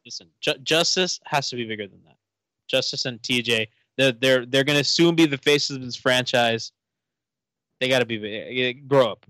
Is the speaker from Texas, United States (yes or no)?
no; Miami, Florida, United States; I'm from Miami